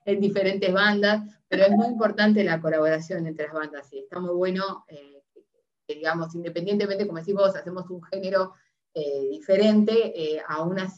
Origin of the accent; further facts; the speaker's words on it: Montevideo, Uruguay; now in Buenos Aires, Argentina; soy montevideana. Y antes me parecía que Montevideo era gigante, o sea, ya somos, la capital, o sea que somos gigantes.